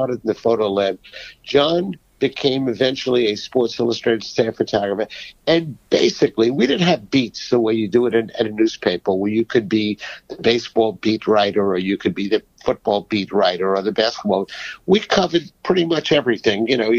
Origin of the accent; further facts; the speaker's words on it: New York City, New York, United States; a Jewish kid growing up on the Lower East Side